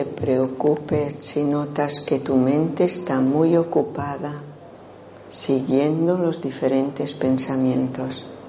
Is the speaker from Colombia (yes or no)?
no; Menorca, Balearic Islands, Spain; accent: un poco rarillo; now in Málaga, Spain; nací en Menorca, por esto tengo este acento un poco rarillo